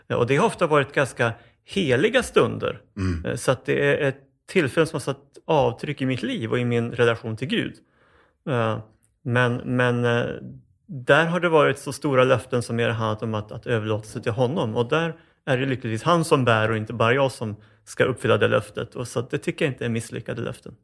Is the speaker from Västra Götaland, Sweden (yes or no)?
no; Uppsala, Uppsala County, Sweden; jag föddes under ganska dramatiska omständigheter faktiskt eh, på Akademiska sjukhuset i Uppsala